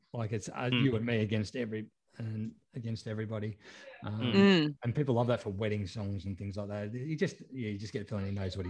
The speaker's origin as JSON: {"language": "English", "town": "Wangaratta", "region": "Victoria", "country": "Australia", "said": "I'm from Wang."}